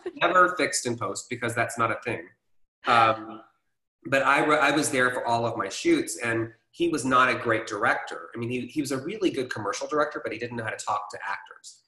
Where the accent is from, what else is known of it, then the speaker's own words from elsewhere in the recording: Atlanta, Georgia, United States; I grew up here in Atlanta, Georgia.